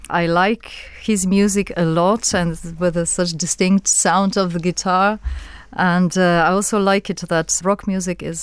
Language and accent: English; Slovenia; English is a second language; Well, I grew up in Yugoslavia and I went to secondary school and to university in Yugoslavia, so I experienced it.